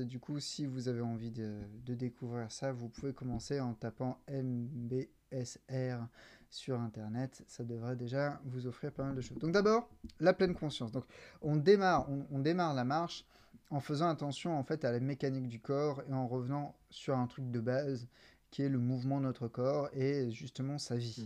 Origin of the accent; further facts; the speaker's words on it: Toulon, Provence-Alpes-Côte d'Azur, France; moved away as an adult; also born or lived in England / Paris; now in Marseille, France; moi à la base, je viens de Toulon